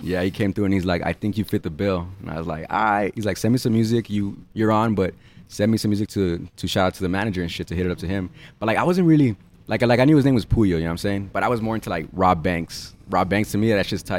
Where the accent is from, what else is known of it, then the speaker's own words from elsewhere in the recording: El Paso, Texas, United States; I grew up in Central, Central Paso seven nine nine three oh, off of Truman Street